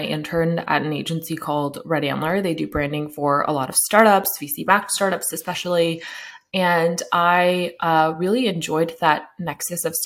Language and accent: English; Sacramento, California, United States; I'm in Sacramento. It's where I grew up